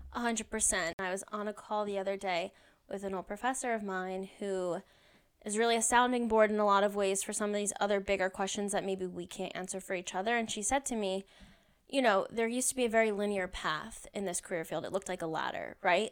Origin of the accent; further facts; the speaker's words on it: New Jersey, United States; moved away as an adult; now in Washington, D.C., United States; I am originally from New Jersey